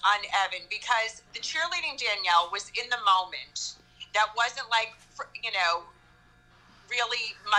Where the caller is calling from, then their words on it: Ocala, Florida, United States; I wish I was there. I'm dialing in from Ocala, Florida.